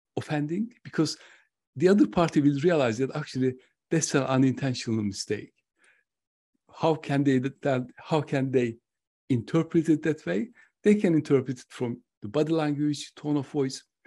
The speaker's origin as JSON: {"language": "English", "country": "Turkey", "moved": "yes", "said": "I'm originally from Turkey."}